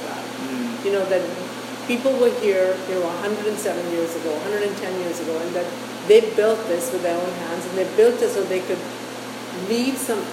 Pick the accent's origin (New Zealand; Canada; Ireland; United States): Canada; our role as Canadians